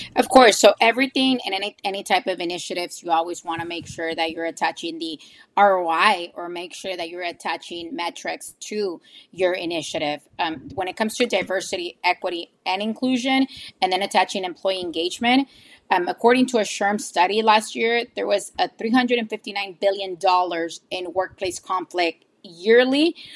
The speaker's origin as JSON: {"language": "English", "town": "McAllen", "region": "Texas", "country": "United States", "tie": "born or raised there", "said": "I'm originally and always been a RGV Valley native. I'm from McAllen. I've been living in McAllen my whole life"}